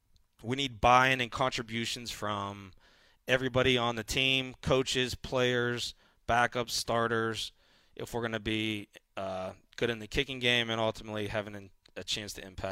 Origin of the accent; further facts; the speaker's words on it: Pittsburgh, Pennsylvania, United States; Yeah, it does feel like home. I'm from Pittsburgh.